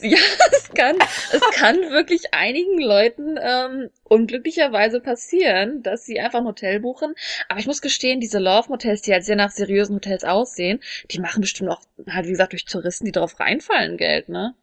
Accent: Germany; moved away as an adult; now in South Korea; als Deutsche

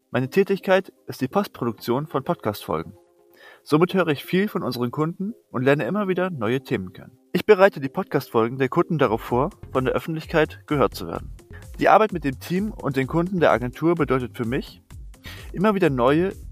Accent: Hamburg, Germany; ich komme aus dem Umland von Hamburg

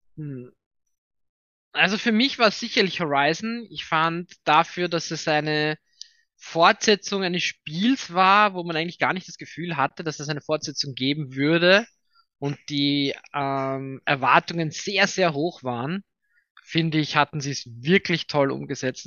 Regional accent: Vienna, Austria; ich bin aus Wien, äh, bin in Wien und hier ja, auch stationiert

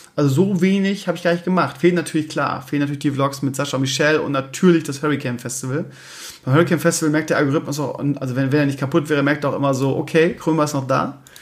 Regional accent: Bremen, Germany; moved away as an adult; also born or lived in Scheeßel; now in Hamburg area, Germany; ich 30 Jahre im Leben Bremen gelebt habe

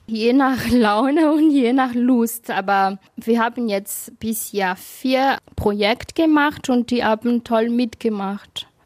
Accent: Madagascar; now in Germany; weil ich komme ja auch aus dem Land, also aus Madagaskar, wo zum Beispiel gar nicht das Müll nicht trennen.

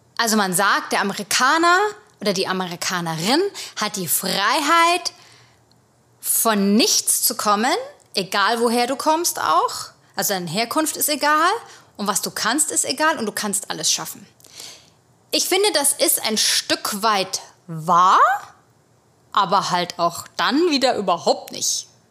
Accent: Germany; moved away as an adult; now in United States; bei uns gehen alle in die Grundschule

